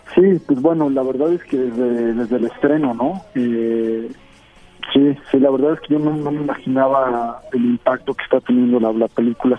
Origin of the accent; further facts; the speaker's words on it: State of Mexico, Mexico; yo nací en el Estado de México